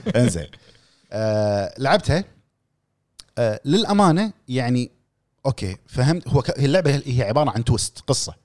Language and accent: Arabic; Kuwait; عندنا بالكويت